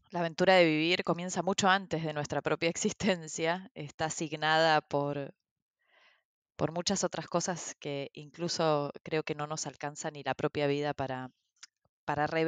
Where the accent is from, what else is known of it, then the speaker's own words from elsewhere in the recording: Brazil; born there; Yo nací en Brasil, o sea, en un país en el que nunca viví y en el que digamos, actualmente no vivo.